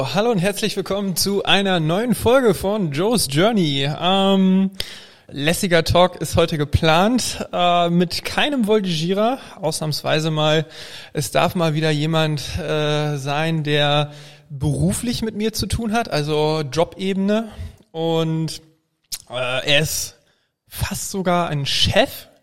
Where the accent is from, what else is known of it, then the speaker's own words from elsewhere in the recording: Flensburg, Schleswig-Holstein, Germany; Ich komme nämlich aus dem Norden, aus Flensburg